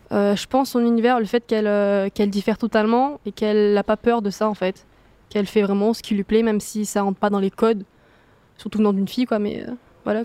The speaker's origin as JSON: {"language": "French", "town": "Marseille", "region": "Provence-Alpes-Côte d'Azur", "country": "France", "said": "je suis de Marseille, mais euh, ouais, je suis allée à Toulouse"}